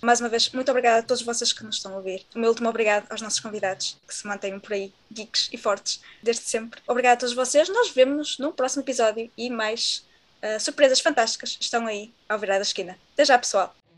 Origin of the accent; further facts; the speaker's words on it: Portugal; nós somos portugueses